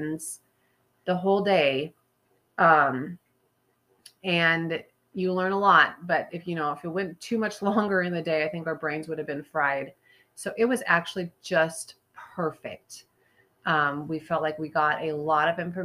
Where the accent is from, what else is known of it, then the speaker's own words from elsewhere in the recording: South Dakota, United States; I'm from South Dakota.